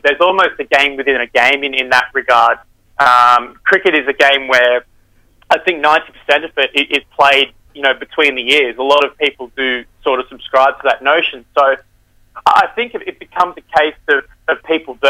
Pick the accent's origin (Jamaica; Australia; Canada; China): Australia; growing up in Australian cricket culture, growing up in a cricket club